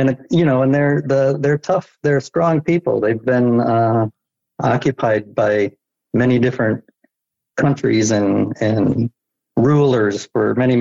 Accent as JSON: {"language": "English", "region": "Michigan", "country": "United States", "tie": "born or raised there", "said": "I grew up in Michigan, which is where I am now."}